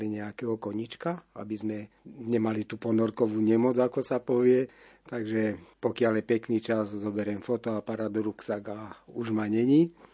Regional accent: Žilina, Žilina Region, Slovakia; No ja ako Žilinčan si práve pamätám, že naše sídlisko v Lčince je bývalé letisko.

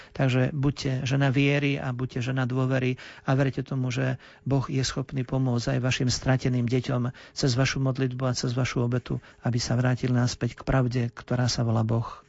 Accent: Ilava, Trenčín Region, Slovakia; ja som rodák z Ilavy

